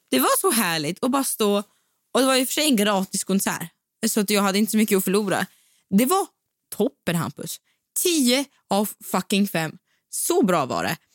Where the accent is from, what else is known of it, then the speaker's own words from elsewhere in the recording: Västra Götaland, Sweden; accent: Gothenburg dialect; Ja, men det är någonting som jag saknar väldigt, väldigt starkt är faktiskt min göteborgska som är ganska så frånvarande nu.